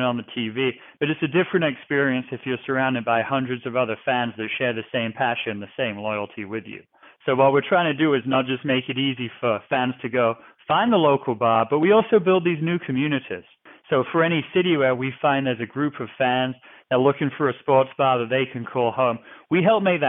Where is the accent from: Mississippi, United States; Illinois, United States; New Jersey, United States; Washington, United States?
New Jersey, United States; moved away as an adult; also born or lived in England / North Carolina; now in Seattle, United States; I was born in England. I grew up in New Jersey